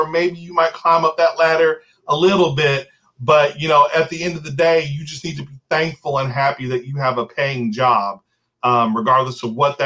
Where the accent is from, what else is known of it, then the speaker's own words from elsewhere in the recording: New Albany, Indiana, United States; I was born and raised here in New Albany